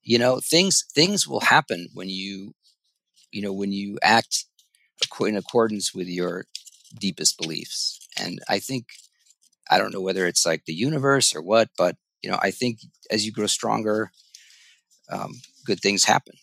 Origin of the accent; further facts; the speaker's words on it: Ithaca, New York, United States; I grew up in Ithaca, New York